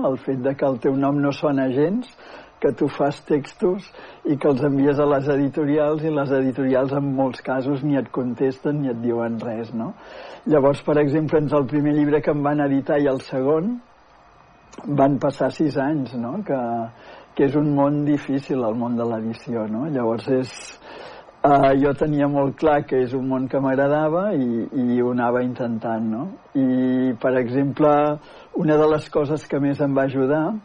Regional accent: Manlleu, Catalonia, Spain; moved away as an adult; also born or lived in Barcelona; now in Manresa, Spain; sóc de Manlleu, tot i que des dels 19 anys que vaig marxar a estudiar a Barcelona ja no hi he tornat a viure

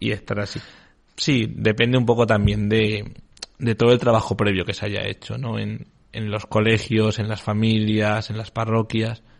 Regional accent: Extremadura, Spain; hablo de mi tierra, Extremadura.

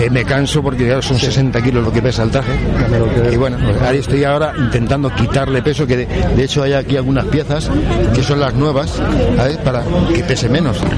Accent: Albacete, Castilla-La Mancha, Spain; Pues mira, venimos de Albacete.

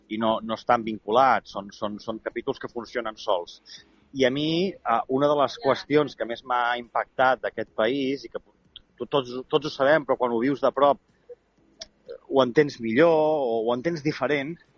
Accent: Súria, Catalonia, Spain; moved away; torno al poble

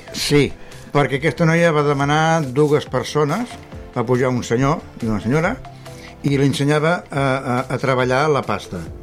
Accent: Vilanova i la Geltrú, Catalonia, Spain; jo sóc de Vilanova, tinc un pis allà baix, de fa molts anys

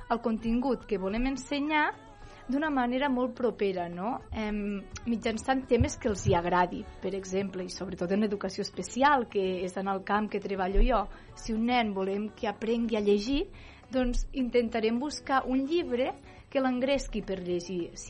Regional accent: Calaf, Catalonia, Spain; Jo vinc de Calaf.

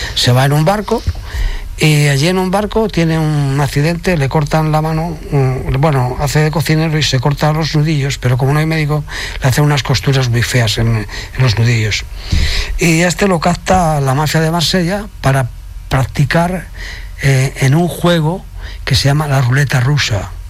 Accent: Salamanca, Castile and León, Spain; now in Tarragona, Spain; mis hijas en Salamanca, de donde soy yo nativo, ¿vale? En el pueblo

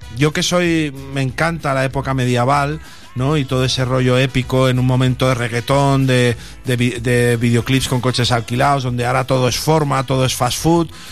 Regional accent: Sant Feliu de Guíxols, Catalonia, Spain; vino a mi pueblo, a San Felipe de Guisos

